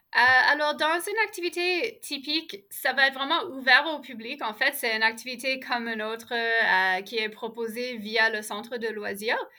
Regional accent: Ottawa, Ontario, Canada; now in Montreal, Canada; je suis née à Ottawa, j'ai grandi là

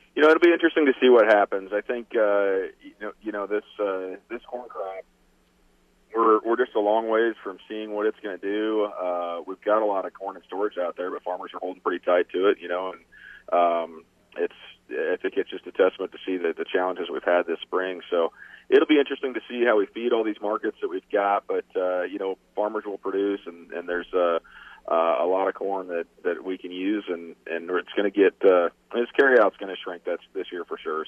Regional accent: Iowa, United States; my home state of Iowa

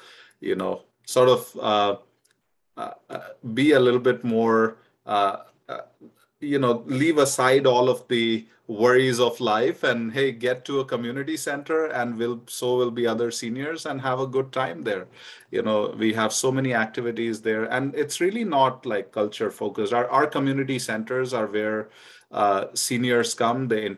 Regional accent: India; now in United States; I remember growing up in India

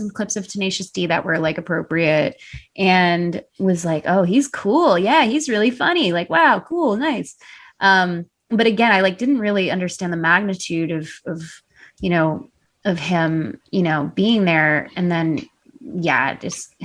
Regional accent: Chicago, Illinois, United States; I grew up in Chicago, like literally around the corner from her

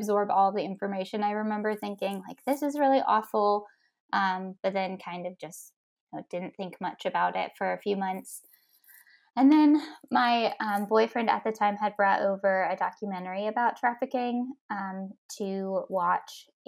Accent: Ohio, United States; also born or lived in Tennessee; I was from Ohio.

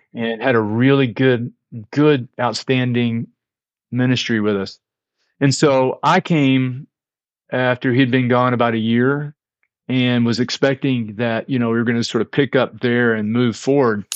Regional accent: Fort Worth, Texas, United States; I grew up in a very small Christian church, Disciples of Christ, in the Dallas-Fort Worth area. I'm from Fort Worth

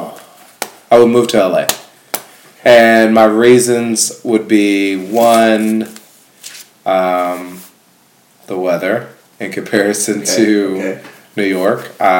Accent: Ghana; moved away; I'm from Ghana.

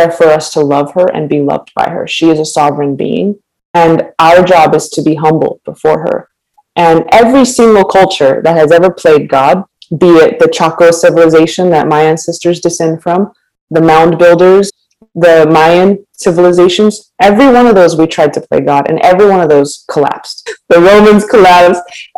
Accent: United States; Greetings, my kin and my people. I'm from the Nanisht Ejitachitni clan of the Diné Nation. We're also incorrectly known as Navajo.

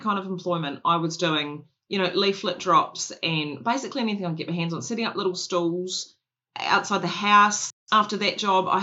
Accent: Christchurch, Canterbury, New Zealand; I grew up in Christchurch.

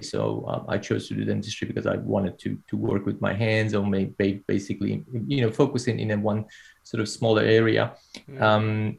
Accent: Iran; moved away as an adult; now in Australia; I did my uh, undergrad training uh, back in my home country, Iran

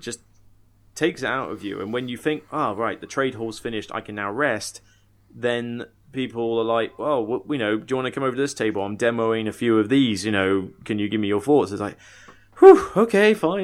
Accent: Somerset, South West England, United Kingdom; moved away; also born or lived in Southampton; I come from Somerset originally

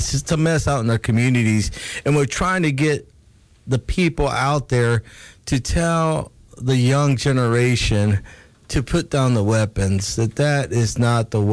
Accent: California, United States; moved away; I grew up in California where there's a lot of violence, too.

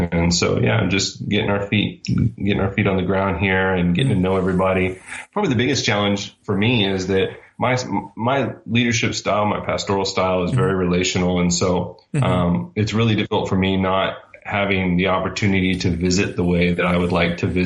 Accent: North Texas, United States; moved away as an adult; also born or lived in Spokane, Washington; now in Oklahoma, United States; I grew up in Texas, which is just below Oklahoma.

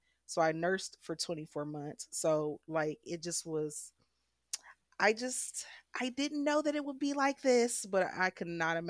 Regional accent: Detroit, Michigan, United States; I was born in Michigan, and I was raised in Detroit, Michigan. I grew up on the west side, southwest Detroit, and then I went to school up north at Ferris State.

